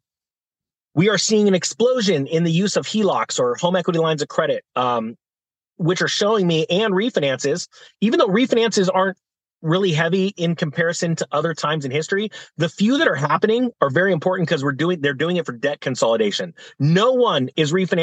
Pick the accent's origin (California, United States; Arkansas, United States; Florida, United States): California, United States; In my home state of California